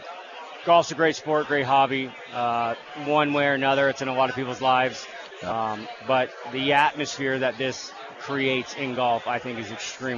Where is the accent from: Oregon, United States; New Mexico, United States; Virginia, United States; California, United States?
California, United States; Sonoma County, Napa Valley, Northern; Born and raised in NorCal, buddy, Sonoma County, Napa Valley